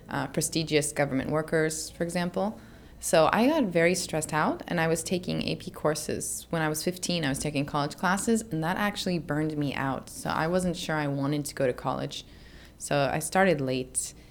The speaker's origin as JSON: {"language": "English", "country": "Spain", "tie": "born there", "said": "I was born in Spain. I lived there a significant amount of years, and I wanted to make sure I could still communicate with family I have there."}